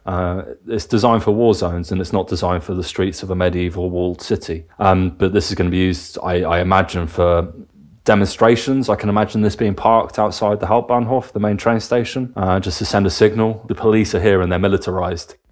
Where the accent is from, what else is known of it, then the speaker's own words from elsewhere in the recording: England, United Kingdom; moved away as an adult; also born or lived in Cardiff / Bavaria; now in Germany; growing up in England and going to university in Cardiff.